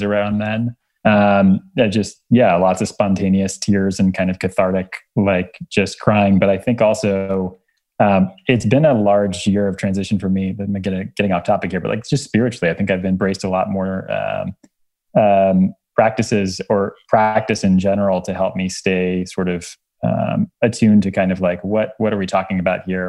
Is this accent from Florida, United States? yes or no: yes; Miami, Florida, United States; I was born in Miami, Florida